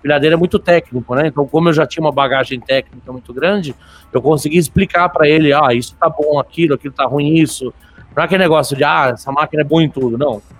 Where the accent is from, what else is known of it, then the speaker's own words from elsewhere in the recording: São Paulo, Brazil; also born or lived in Santa Catarina / Cordeirópolis / Bofete; sou catarinense de nascimento, né, mas fui criado em São Paulo, entre São Paulo capital, interior, Corderópolis, Bofete, enfim, me mudavam umas 30 vezes por ano.